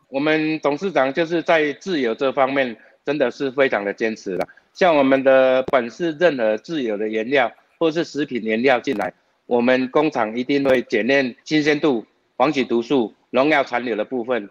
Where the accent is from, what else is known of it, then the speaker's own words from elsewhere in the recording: Taiwan; 我们台湾人